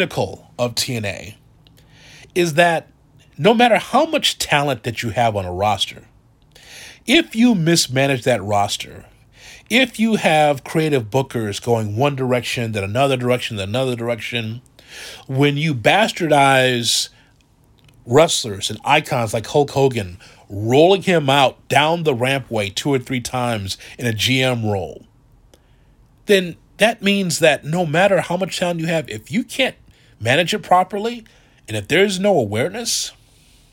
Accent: Chicago, Illinois, United States; Growing up, going to the International Amphitheater, no longer around, on 43rd and Halsted in Chicago

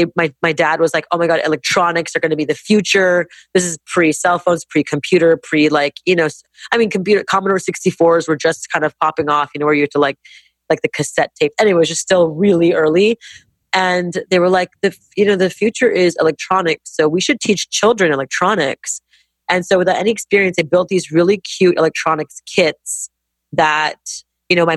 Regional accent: Montreal, Quebec, Canada; now in United States; growing up in Montreal, Canada

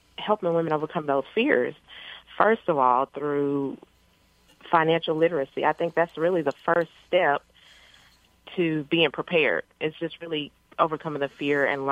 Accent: Paris, Texas, United States; I grew up in Paris, Texas, which is a little small town in northeast Texas

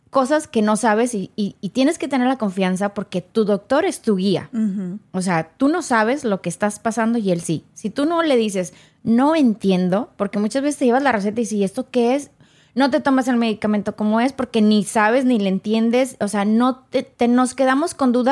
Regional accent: Mexico; O sea, yo vengo de México

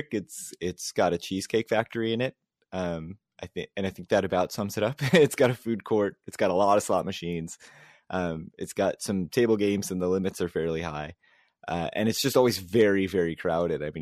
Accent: Maryland, United States; moved away as an adult; also born or lived in New York City; now in New Jersey, United States; we're both actually from Maryland, but uh, yeah, I moved up to New Jersey

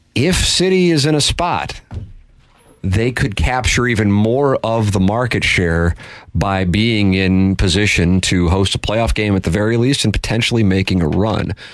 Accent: St. Louis, Missouri, United States; I grew up in South St. Louis.

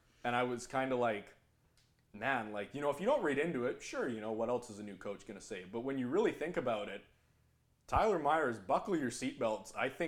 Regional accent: Canada; as a Canadian hockey fan

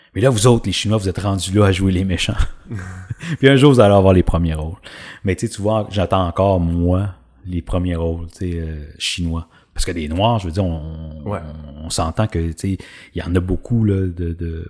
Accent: Drummondville, Quebec, Canada; j'ai grandi à Drummondville

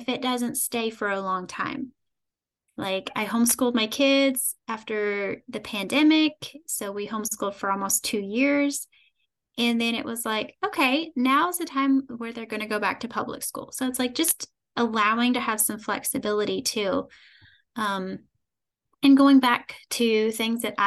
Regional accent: Kentucky, United States; I am from a small town in Kentucky, born and raised in Kentucky.

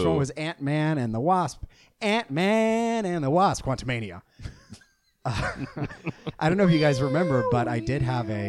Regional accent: the South, United States; accent: southern; we just don't like my southern accent.

